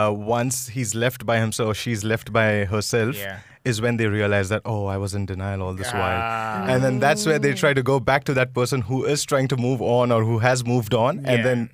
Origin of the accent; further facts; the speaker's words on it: India; I'm an Indian